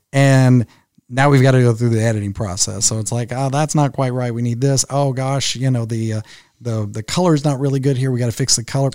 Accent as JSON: {"language": "English", "town": "Henderson", "region": "Kentucky", "country": "United States", "tie": "born or raised there", "moved": "as an adult", "lives_now": "Louisville, United States", "said": "my hometown of Henderson, Kentucky, which is where I grew up"}